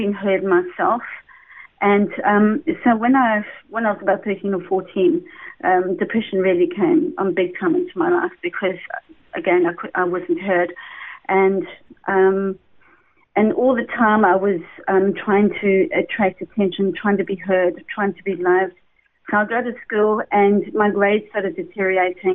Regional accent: Durban, KwaZulu-Natal, South Africa; accent: South African; I was born in Durban, and really I came from essentially a very good family

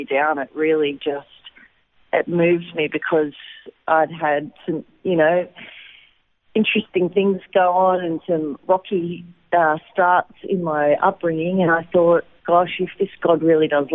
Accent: Wollongong, New South Wales, Australia; moved away as an adult; also born or lived in Lismore, Australia / Sydney, Australia; now in Israel; I was actually born in Lismore in New South Wales, up near the Queensland border, but I grew up in Wollongong on the south coast

